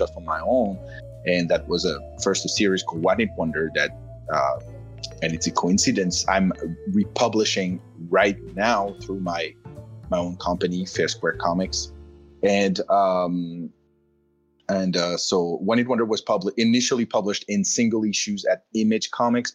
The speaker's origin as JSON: {"language": "English", "country": "France", "tie": "born or raised there", "moved": "as an adult", "lives_now": "United States", "said": "I come from France. This is where I was born and where I spent the first 44 years of my life before I moved to the United States in 2015."}